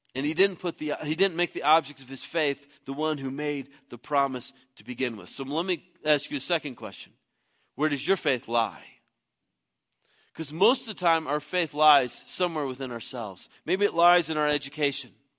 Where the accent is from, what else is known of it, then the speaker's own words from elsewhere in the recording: Midwest, United States; moved away; I grew up in the Midwest